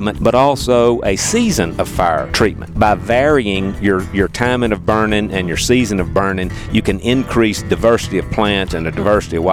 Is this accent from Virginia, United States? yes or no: no; North Carolina, United States; moved away as an adult; now in Tennessee, United States; I'm from North Carolina